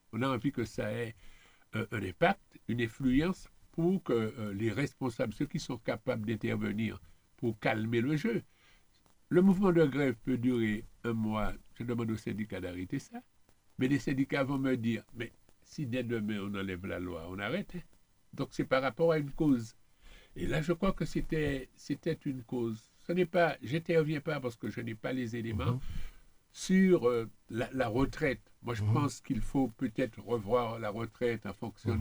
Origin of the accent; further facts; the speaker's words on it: Martinique; On est Martiniquais